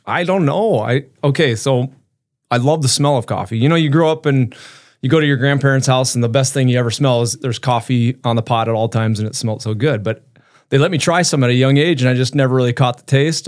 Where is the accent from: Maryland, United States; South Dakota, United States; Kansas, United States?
South Dakota, United States; Brookings; now in Brandon, United States; So I grew up in Brook, Brookings, um, so I'm a South Dakota kid